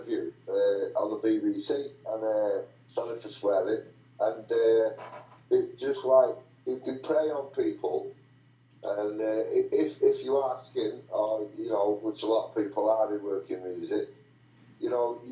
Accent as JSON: {"language": "English", "town": "Salford", "region": "North West England", "country": "United Kingdom", "tie": "born or raised there", "said": "we were all born in hospital in Salford"}